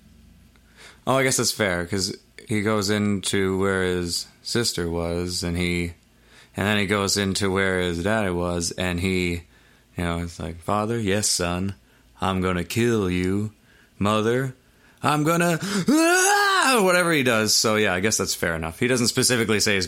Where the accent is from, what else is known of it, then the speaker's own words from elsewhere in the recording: North Bay, Ontario, Canada; we're from North Bay